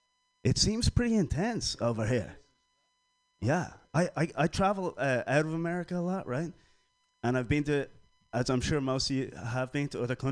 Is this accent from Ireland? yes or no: yes; Ireland; now in San Francisco, United States; That to me, as an Irishman who lived between Catholic and Protestant, that says like we're not allowed to say how we feel, and there's an awful lot of pressure to feel a certain way. But I'm Irish